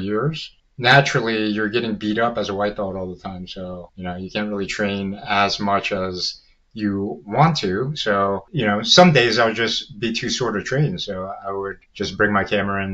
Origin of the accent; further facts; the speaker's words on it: Virginia, United States; I was born and raised here in the Virginia area